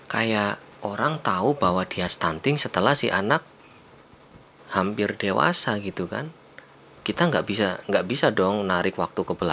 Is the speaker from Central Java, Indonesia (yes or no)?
yes; Kebumen, Central Java, Indonesia; kayak karena kita berasal dari desa mungkin ya di desaku tuh di surau Turunan Kebumen sana biasa aja kayaknya ngelihat anak pendek